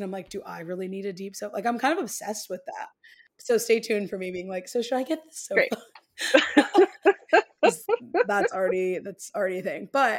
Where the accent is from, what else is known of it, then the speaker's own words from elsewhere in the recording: Midwest, United States; As a Midwesterner, people make choices in their home that I wouldn't make.